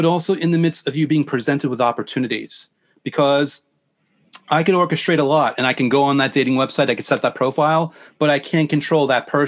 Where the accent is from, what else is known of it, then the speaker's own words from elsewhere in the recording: New York, United States; I'm from New York.